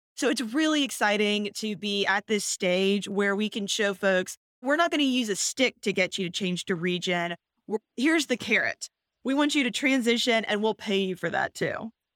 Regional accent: Houston, Texas, United States; moved away as an adult; also born or lived in Virginia / Washington, D.C.; I'm born and raised in Houston

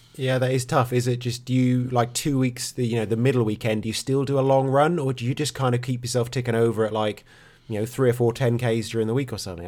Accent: Norfolk, East of England, United Kingdom; I'm from Norfolk.

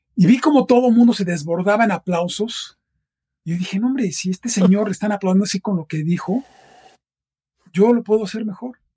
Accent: Mexico City, Mexico; also born or lived in Boston; yo nací en la Ciudad de México. He pasado la mayor parte de mi vida aquí.

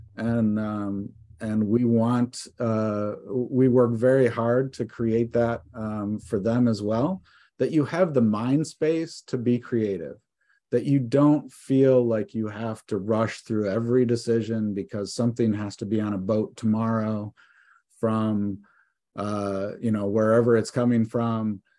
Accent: Detroit, Michigan, United States; moved away as an adult; also born or lived in New York City; now in Vermont, United States; I am from Michigan. I grew up s, out, right outside of Detroit

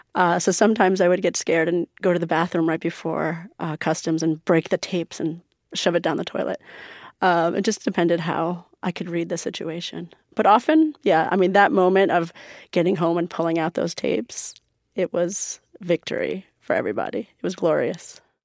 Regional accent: New York, United States; also born or lived in Iran; I grew up in America, going to Persian school

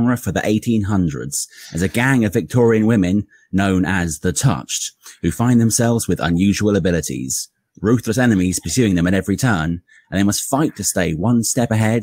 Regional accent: London, United Kingdom; I'm the English one from sunny-ish London town.

